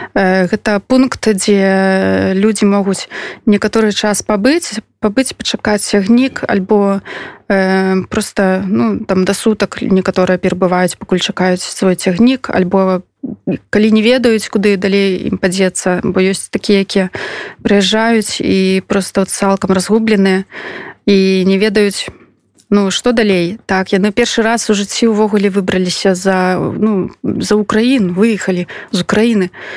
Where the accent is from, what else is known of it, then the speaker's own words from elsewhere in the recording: Belarus; я беларуска